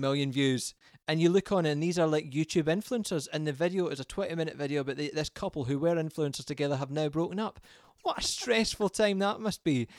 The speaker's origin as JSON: {"language": "English", "region": "Scotland", "country": "United Kingdom", "said": "I'm Scottish"}